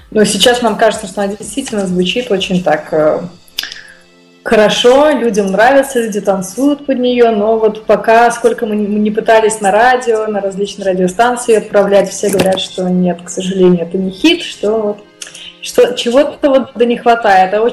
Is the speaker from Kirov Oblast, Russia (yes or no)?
no; Moscow, Russia; И вот я из Москвы.